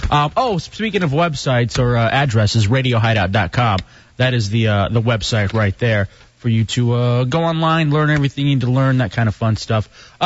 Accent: Texas, United States; But the Texas thing is just perfect, because that's me. I'm a Texan. I'm a great Texan. I'm the greatest Texan, in fact.

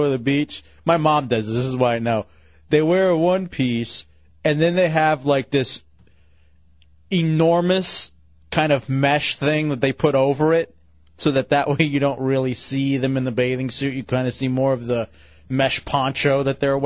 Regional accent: Texas, United States; I grew up in Texas

